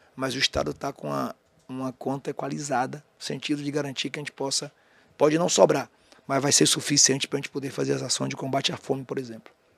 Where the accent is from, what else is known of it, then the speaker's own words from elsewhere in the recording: Jequié, Bahia, Brazil; also born or lived in Aiquara, Bahia / Feira de Santana, Bahia; eu nasci, quando eu morava em Jequié, até 15 anos